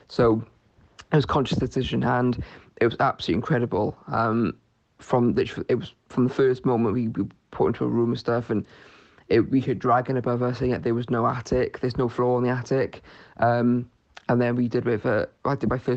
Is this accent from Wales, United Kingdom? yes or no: yes; Newport, Wales, United Kingdom; I'm from Newport in South Wales